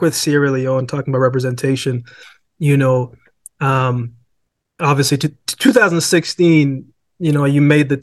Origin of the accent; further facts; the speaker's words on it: Jamaica; moved away; I was born in Jamaica, so I have dual citizenship